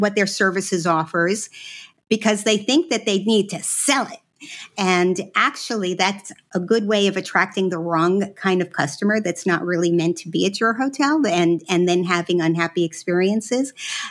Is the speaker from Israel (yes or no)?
yes; Israel; born there; I was born in Israel. My parents were Holocaust children. So they were in what is now Ukraine. That's where they are originally from.